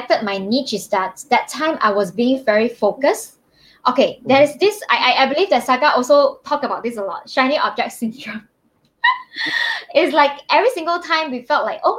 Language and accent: English; Malaysia; I'm from Malaysia.